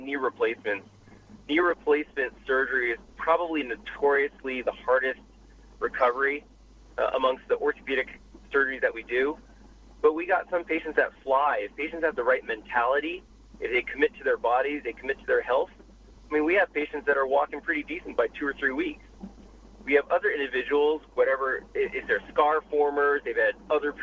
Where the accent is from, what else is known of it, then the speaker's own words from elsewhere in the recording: Boston, Massachusetts, United States; moved away as an adult; now in Los Angeles, United States; I was born and raised in Boston, was there for 30 years before I moved out to L.A.